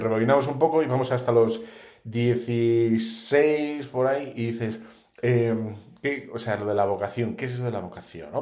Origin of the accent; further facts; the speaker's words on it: Bilbao, Basque Country, Spain; yo soy de Bilbao